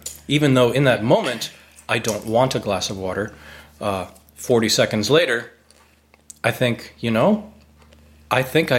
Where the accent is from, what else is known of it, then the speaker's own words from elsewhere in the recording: United States; now in Hanoi, Vietnam; because I'm an American